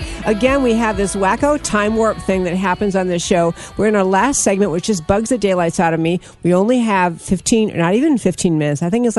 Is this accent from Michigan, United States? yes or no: no; New York, United States; I grew up in New York, and this is how we talk.